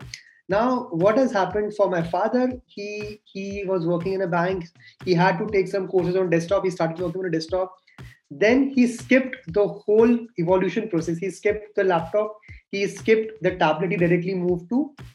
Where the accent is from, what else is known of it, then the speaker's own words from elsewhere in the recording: Jaipur, Rajasthan, India; I'm from Jaipur